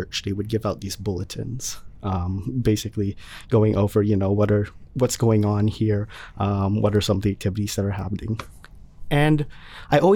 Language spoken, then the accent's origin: English; Wallingford, Connecticut, United States; I'm from Wallingford.